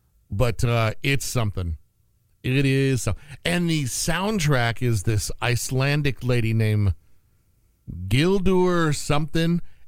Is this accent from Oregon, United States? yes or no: no; St. Joseph, Missouri, United States; I came from St. Joe to University Park Mall to see that because it wasn't playing up in my neck of the woods.